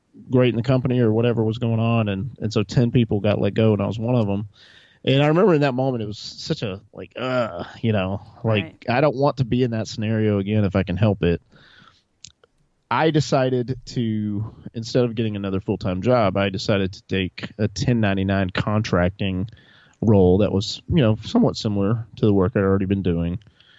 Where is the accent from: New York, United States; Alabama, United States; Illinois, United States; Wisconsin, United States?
Alabama, United States; Montgomery; also born or lived in Texas / Tennessee / North Carolina / New England; I originally grew up in Montgomery, Alabama.